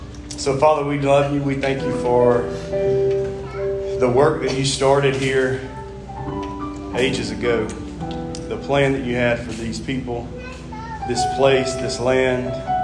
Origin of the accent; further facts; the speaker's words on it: Mississippi, United States; from Mississippi